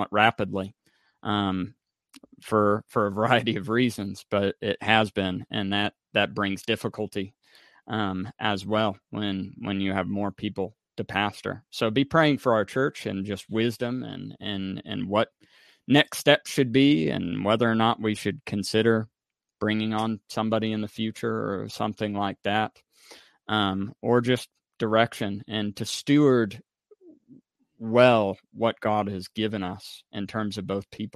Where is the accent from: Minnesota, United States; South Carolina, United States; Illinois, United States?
Illinois, United States; Mattoon; now in Missouri, United States; I'm in my hometown right now in Mattoon, Illinois